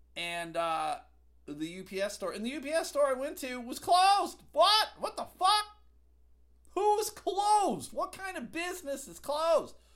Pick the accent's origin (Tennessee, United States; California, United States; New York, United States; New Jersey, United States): New York, United States; Buffalo; now in Grand Rapids, United States; I grew up in Buffalo, currently living in Grand Rapids, Michigan